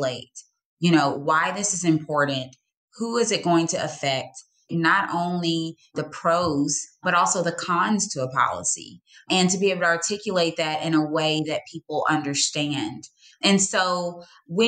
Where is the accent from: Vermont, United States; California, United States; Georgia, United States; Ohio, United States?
Georgia, United States; I'm born and raised in Georgia